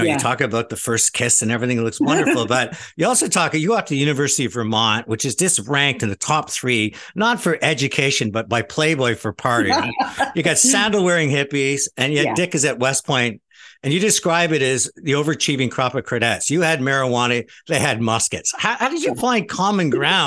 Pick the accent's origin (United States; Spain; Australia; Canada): Canada; Montreal, Quebec; I'm from Montreal